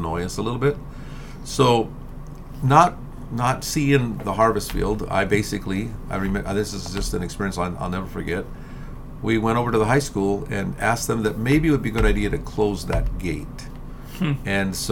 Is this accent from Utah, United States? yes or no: yes; Salt Lake City, Utah, United States; moved away as an adult; also born or lived in Pocatello, Idaho / Cortez, Colorado; I was born and raised in Salt Lake City